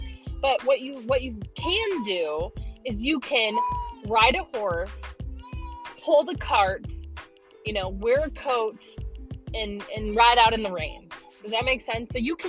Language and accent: English; Illinois, United States; now in Nashville, United States; I am formerly from Illinois as of May. So like 6 months ago, I moved to Nashville. That is why I sound like I'm from Minnesota.